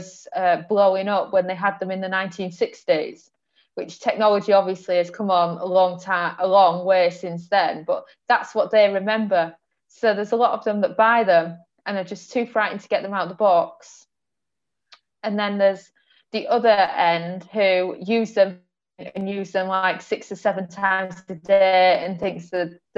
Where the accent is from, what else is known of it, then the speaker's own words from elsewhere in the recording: England, United Kingdom; moved away as an adult; now in Portugal; I grew up in England